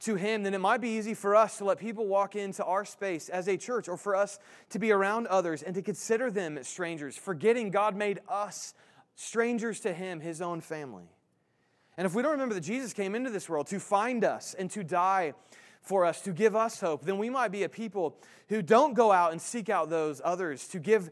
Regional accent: Indianapolis, Indiana, United States; moved away; I'm from Indianapolis

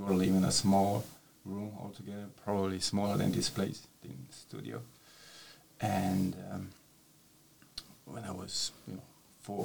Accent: Romania; English is a second language; moved away as an adult; also born or lived in Spain; now in St Ives, United Kingdom; I was born in Romania, kind of west side of the country

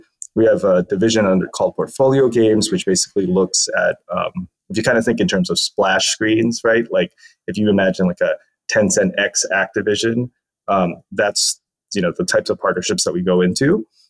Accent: Philippines; born there; also born or lived in United States; I'm a dual citizen of the US and the Philippines. I was born in the Philippines and then went to school in the US and then went back and forth a lot.

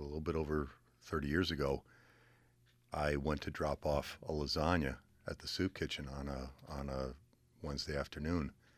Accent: Columbia, Connecticut, United States; now in Willimantic, United States; I'm from Columbia. I grew up in Columbia with my mom, my dad, my brother and sister.

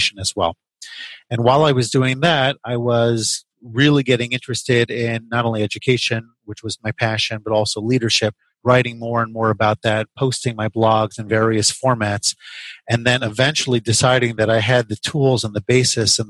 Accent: the New York area, United States; moved away as an adult; also born or lived in Chicago; I grew up in the New York area

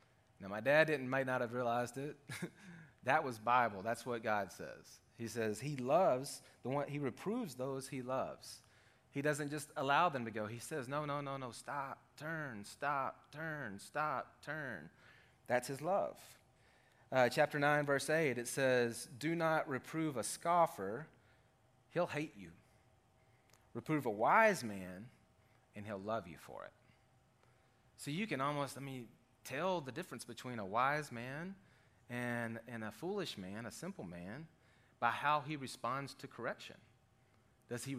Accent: Arkansas, United States; we're from Arkansas

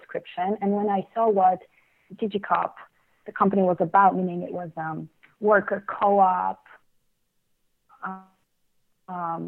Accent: Krakow, Lesser Poland, Poland; also born or lived in Chicago; now in Paris, France; I grew up in Krakow, Poland, and I spent many years in Chicago. Okay. And I've been in Paris for 4 years now

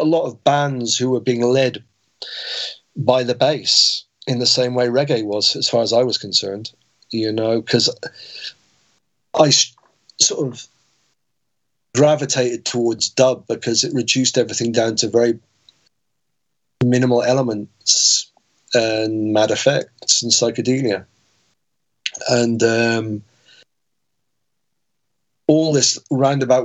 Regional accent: Weymouth, South West England, United Kingdom; growing up in Weymouth

